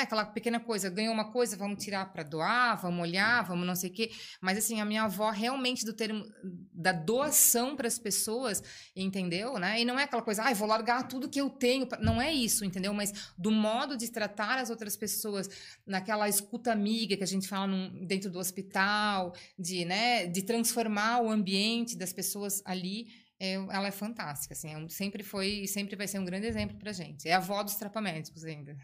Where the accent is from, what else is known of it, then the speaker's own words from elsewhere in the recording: Blumenau, Santa Catarina, Brazil; Eu nasci em Blumenau, é, sempre hum, estudei, morei aqui, fui fazer estudar fora um tempo, né? Para línguas tal, mas voltei